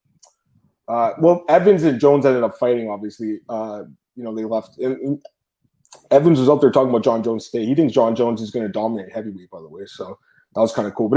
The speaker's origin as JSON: {"language": "English", "country": "Canada", "said": "I'm a Canadian working for American companies"}